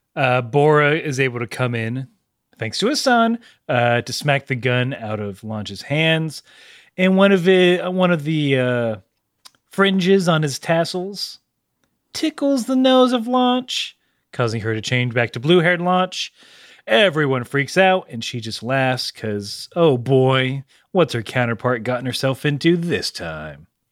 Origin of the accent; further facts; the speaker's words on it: the South, United States; I'm from the South